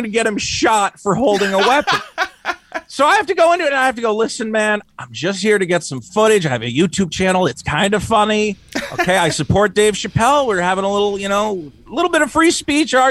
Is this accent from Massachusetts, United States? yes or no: yes; Amherst, Massachusetts, United States; moved away; I'm from Massachusetts